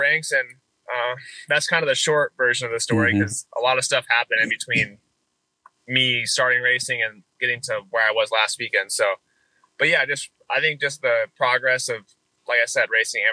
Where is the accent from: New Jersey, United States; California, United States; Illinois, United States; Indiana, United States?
Illinois, United States; Lamoille; my town, we have 750, I think, for the population. So that's very small. So it's definitely slim picking coming out of there. But yeah, I think my middle school had 120 people and the high school had 110 maybe total